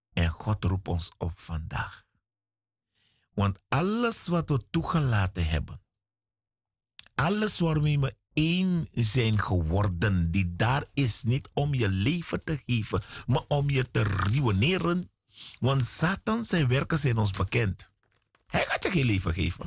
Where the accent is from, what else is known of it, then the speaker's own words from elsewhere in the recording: Suriname; Ik ben in Suriname geboren.